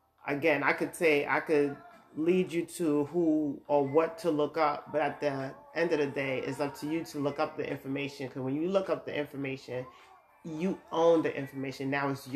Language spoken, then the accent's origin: English; New York, United States; moved away as an adult; now in Georgia, United States; I'm from New York, I'm living in Georgia now